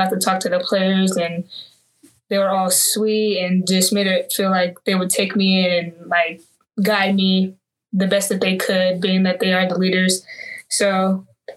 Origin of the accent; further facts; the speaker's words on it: Antelope, California, United States; moved away as an adult; I'm from Antelope. It's a very small town, like not very well known, I don't believe, but it's literally right outside of Sacramento. And I went to Antelope High School.